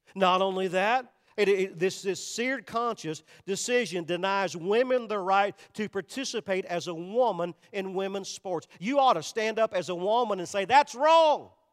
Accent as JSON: {"language": "English", "country": "United States", "tie": "born or raised there", "said": "I'm an American because God blessed me to be born in America"}